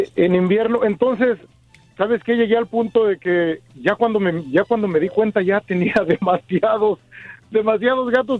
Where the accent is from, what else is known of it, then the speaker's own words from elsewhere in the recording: Mexico City, Mexico; now in United States; yo vengo del DF, soy de soy chilango.